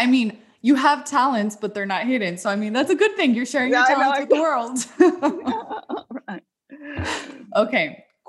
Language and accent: English; Mexico; I'm from Mexico, so we say que padre.